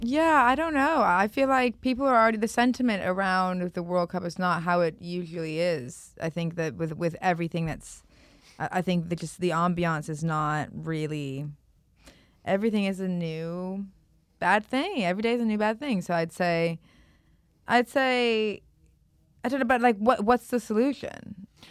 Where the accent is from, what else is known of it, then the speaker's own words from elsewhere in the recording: United States; I'm American